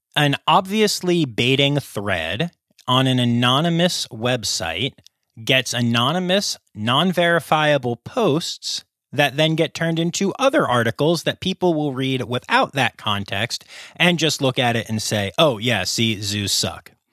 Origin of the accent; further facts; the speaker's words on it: Pennsylvania, United States; my home state of Pennsylvania